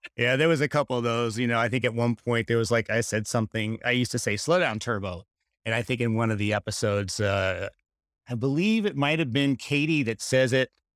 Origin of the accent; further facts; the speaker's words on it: Charlotte, North Carolina, United States; moved away; Charlotte, which is where I was born and raised, just north of Charlotte